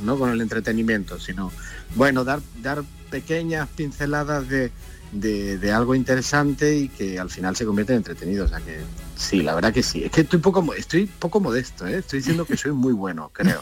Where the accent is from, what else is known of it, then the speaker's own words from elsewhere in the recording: Linares, Andalusia, Spain; now in Granada, Spain; yo vivo en Granada normalmente, resido en Granada, aunque soy de Linares